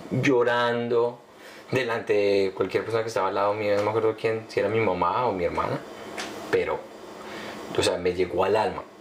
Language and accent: Spanish; Colombia